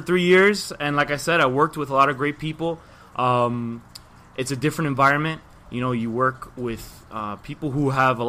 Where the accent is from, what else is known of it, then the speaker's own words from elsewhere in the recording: Miami, Florida, United States; Born and raised Miami, obviously. The way I speak, you probably know I'm from Miami. Yeah, 305.